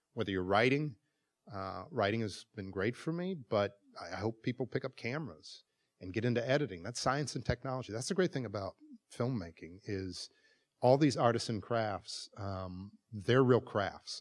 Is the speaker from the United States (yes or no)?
yes; Milwaukee, Wisconsin, United States; moved away; It is one of the most segregated cities in America, and I grew up there